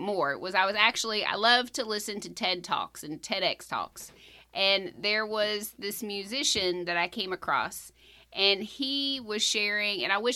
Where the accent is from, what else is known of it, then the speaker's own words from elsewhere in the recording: Kentucky, United States; I grew up in Kentucky